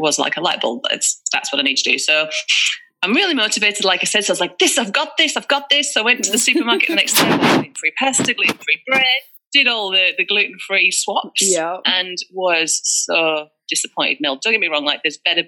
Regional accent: England, United Kingdom; moved away as an adult; now in Australia; And you can probably tell from my accent, I'm not from Australia. I'm from England.

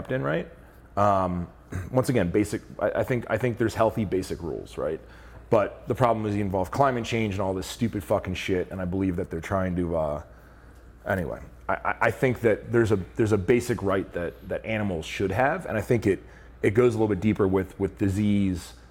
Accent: Pennsylvania, United States; the farms that I grew up in Pennsylvania

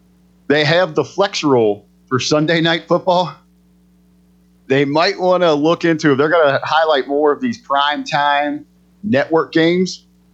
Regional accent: Midwest, United States; we're both from the Midwest.

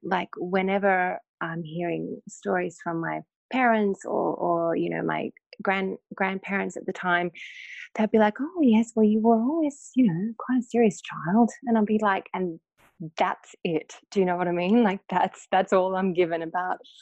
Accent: North Queensland, Australia; I grew up in North Queensland in Australia in the late 70s

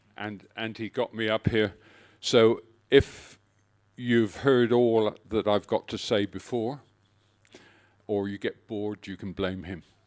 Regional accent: Exmoor, North Devon, South West England, United Kingdom; moved away as an adult; now in Australia; My childhood was spent, um, growing up on the edges of Exmoor, which is in North Devon in the West Country of England.

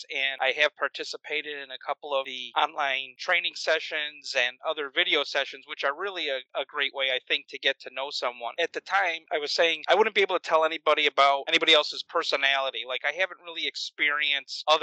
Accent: Chicago, Illinois, United States; moved away as an adult; now in Florida, United States; I'm originally from Chicago, transitioning to Florida

